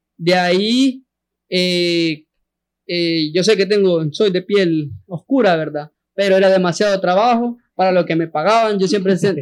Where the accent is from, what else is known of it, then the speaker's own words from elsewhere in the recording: San Salvador, El Salvador; yo soy de San Jacinto